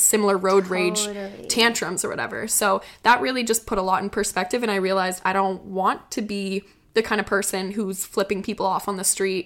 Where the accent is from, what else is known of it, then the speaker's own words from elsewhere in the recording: Prince Edward Island, Canada; moved away; PEI, my hometown